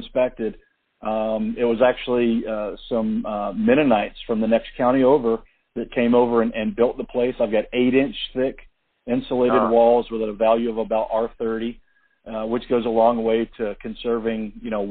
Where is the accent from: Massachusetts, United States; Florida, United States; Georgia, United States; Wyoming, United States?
Georgia, United States; Atlanta; moved away as an adult; now in Tennessee, United States; And she grew up in Atlanta with me